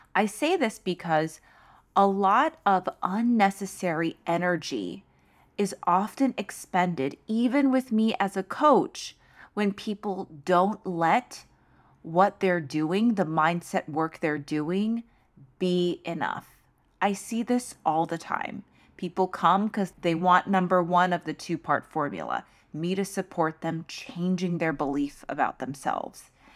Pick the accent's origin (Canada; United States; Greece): United States; New York City, New York; as a New Yorker